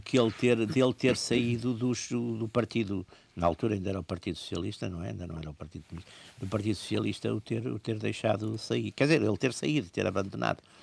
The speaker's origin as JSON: {"language": "Portuguese", "country": "Portugal"}